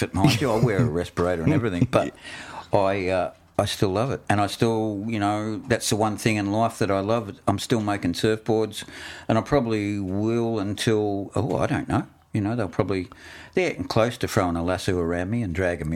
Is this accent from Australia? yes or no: yes; Yarraville, Victoria, Australia; I grew up in Yarraville and there weren't any waves there.